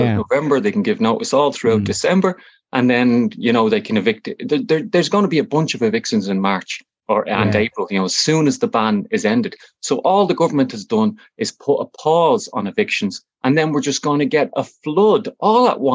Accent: Dublin, Leinster, Ireland; I'm originally from Fatima Mansions Flats

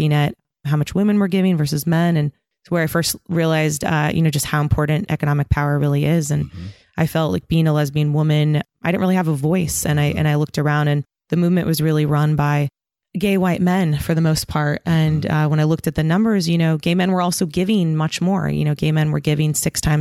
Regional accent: San Diego, California, United States; also born or lived in Hesperia, California / San Francisco, California; I grew up in San Diego and a place called Hesperia, Inland Empire

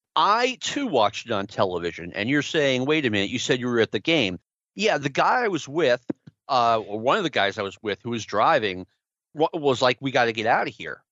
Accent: New York City, New York, United States; I was a big Mets fan as a kid growing up in Jackson Heights

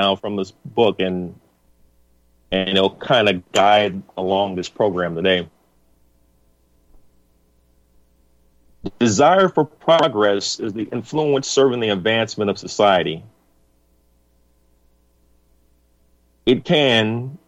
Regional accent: United States; I'm an American, your brother, your neighbor, a father, a patriot

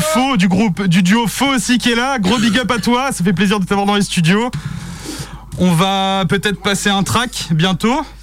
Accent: Vitré, Brittany, France; De Vitré

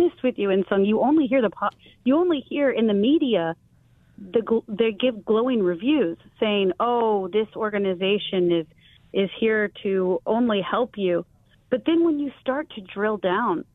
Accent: Taiwan; now in United States; growing up in Taiwan

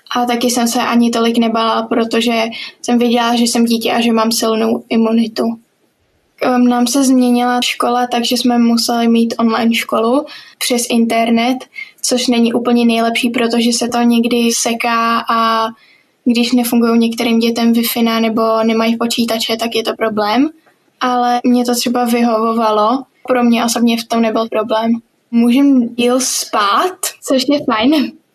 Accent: Prague, Czechia; jsem z Prahy a chodím do sedmý třídy

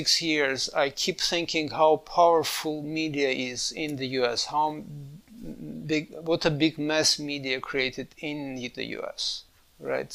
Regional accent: Armenia; moved away; I grew up in Armenia, was part of Soviet Union

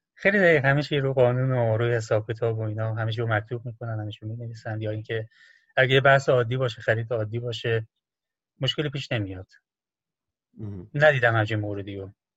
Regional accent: Iran; also born or lived in China; now in Hong Kong; جواب میدی که ایرانی هستم

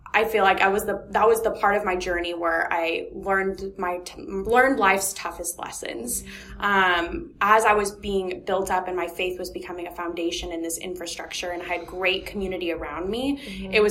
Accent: California, United States; grew up in California, like you've mentioned.

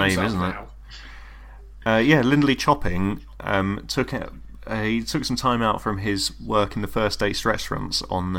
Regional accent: Florida, United States; Hey, I'm from Florida.

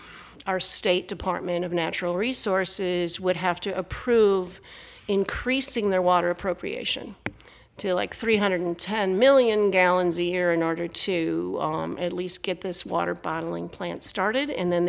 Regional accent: Wisconsin, United States; No, I grew up in Wisconsin, but we would take our used waters back to the trading post

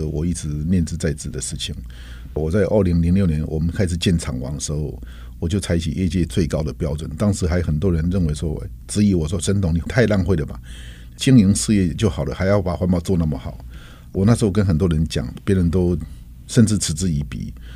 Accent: Taiwan; 台湾这块土地一直对我来说是有，有着一个深厚的情感，因为毕竟是自己土生土长长大的地方

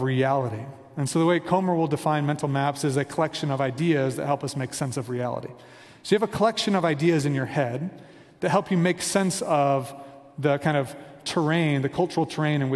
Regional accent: Kansas City, United States; moved away as an adult; also born or lived in Virginia Beach, Virginia; now in Denver, United States; we are from Kansas City, a suburb of Kansas City

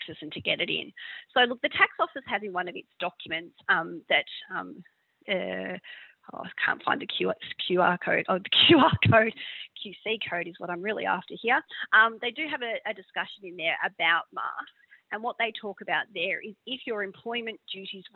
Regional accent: Victoria, Australia; I'm from Victoria

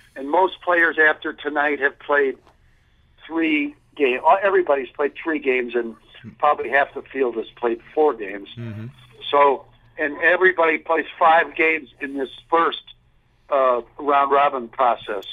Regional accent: Chicago, Illinois, United States; I grew up in Chicago

